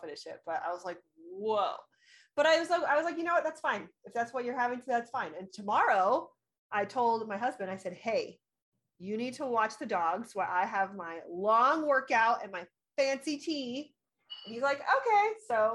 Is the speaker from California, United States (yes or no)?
yes; Orange County, California, United States; moved away as an adult; now in Colorado, United States; I'm originally from Orange County